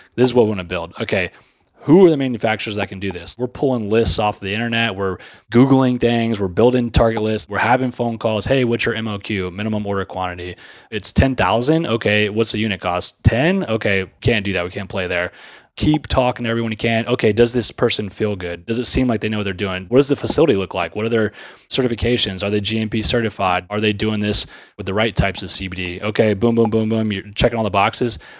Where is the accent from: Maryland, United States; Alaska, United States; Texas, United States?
Texas, United States; Sugar Land; I grew up in Sugarland, Texas